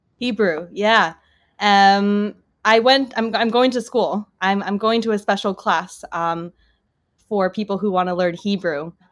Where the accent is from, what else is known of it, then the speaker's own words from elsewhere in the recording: Los Angeles, California, United States; accent: American; moved away as an adult; now in Tel Aviv, Israel; I grew up in a suburb of Los Angeles